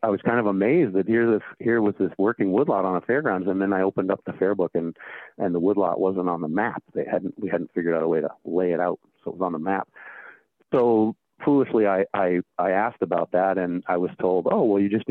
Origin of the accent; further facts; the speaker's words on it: Maine, United States; Growing up in Maine